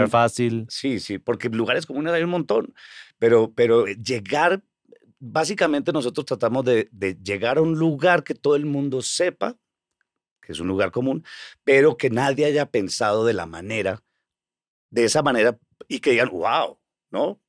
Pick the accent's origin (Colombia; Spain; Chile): Colombia; moved away as an adult; now in New York, United States; yo soy de Colombia